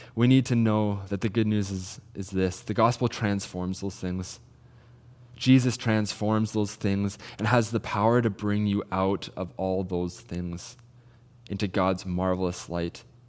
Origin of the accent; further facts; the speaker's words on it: Salmon Arm, British Columbia, Canada; I'm originally from Salmon Arm